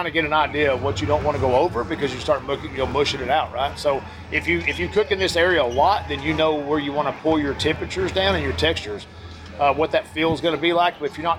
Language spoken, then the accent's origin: English; Midland, Texas, United States; we're at 2,800 foot at 2,750, 2,780 in Midland. Yep. So where my hometown is, I'm 2,780